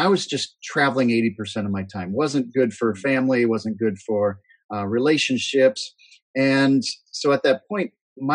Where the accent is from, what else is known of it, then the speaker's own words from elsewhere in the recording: Northeast Iowa, United States; I grew up in Northeast Iowa, corn and soybean and pig farm.